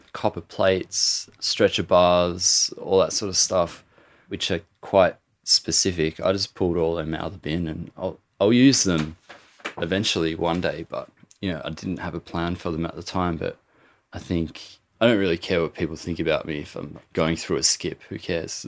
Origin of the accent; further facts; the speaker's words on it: Gippsland, Victoria, Australia; I'm Aboriginal, I'm from Gippsland, Gunai and Monero